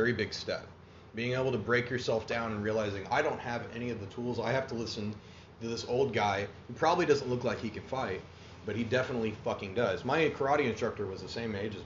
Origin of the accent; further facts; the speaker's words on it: Broken Arrow, Oklahoma, United States; I grew up out in Broken Arrow